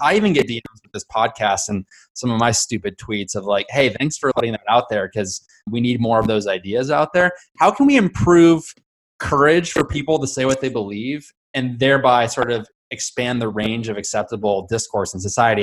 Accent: Southern California, United States; I grew up in Southern California

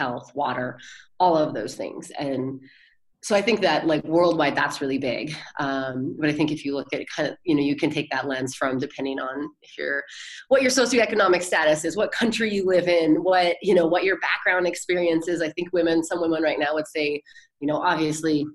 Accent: United States; I was born in the United States of America

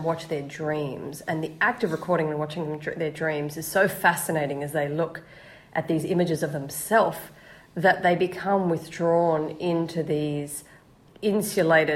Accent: Australia; I'm Australian

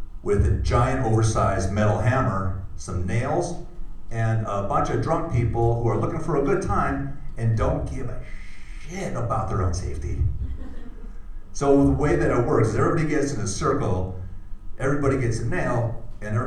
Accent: Wisconsin, United States; I grew up in Wisconsin

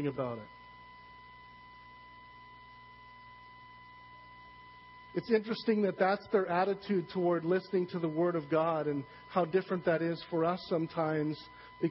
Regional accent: Saskatchewan, Canada; I'm from Saskatchewan

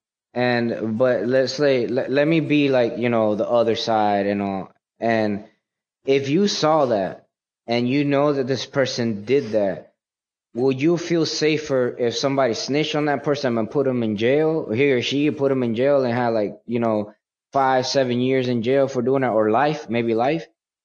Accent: New York City, New York, United States; born there; also born or lived in Puerto Rico; Like, I was born in New York, Manhattan, Washington Heights, in the time where a lot of drugs was happening

